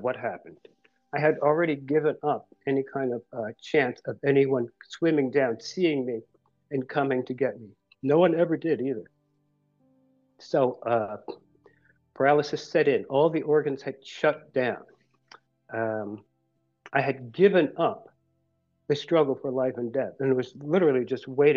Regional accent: Philadelphia, Pennsylvania, United States; I'm from Philadelphia

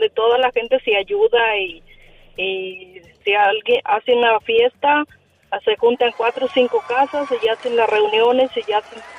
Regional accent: Villa Guerrero, State of Mexico, Mexico; now in California, United States

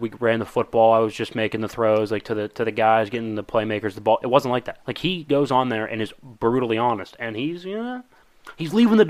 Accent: Pittsburgh, Pennsylvania, United States; we're from Pittsburgh.

